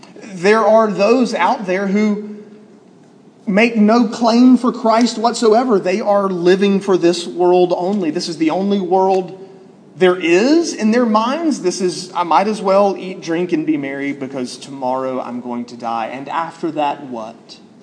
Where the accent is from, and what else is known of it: Alabama, United States